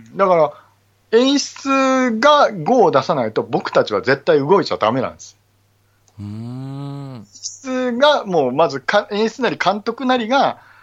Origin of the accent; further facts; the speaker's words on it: Okayama, Japan; 岡山のね、えー、はい、僕の地元の話なんですけど、僕は岡山なので